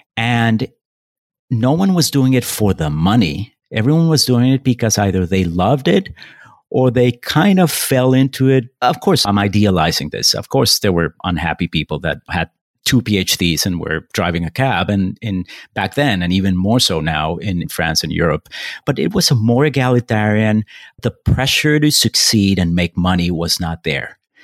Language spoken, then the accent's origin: English; Bogota, Colombia; moved away; also born or lived in Paris / Taipei / Brooklyn; I was born in Bogota, Colombia. I grew up there